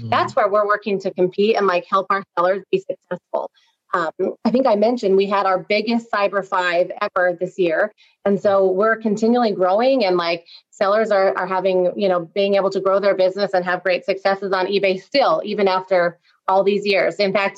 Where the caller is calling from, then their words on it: Salt Lake City, Utah, United States; So I am in Salt Lake City, Utah. Right. So getting chilly out here, getting some snow.